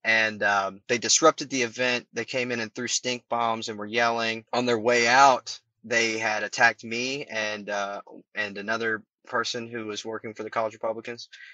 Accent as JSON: {"language": "English", "region": "Kentucky", "country": "United States", "also_born_or_lived": "Louisville, Kentucky", "said": "my home state of Kentucky, when I was going to Louisville"}